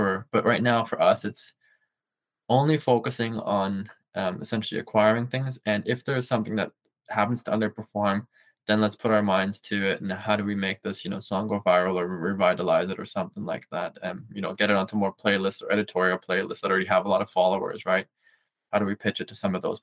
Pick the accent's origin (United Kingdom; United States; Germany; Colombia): Germany; now in Canada; I grew up in Germany and moved to Canada.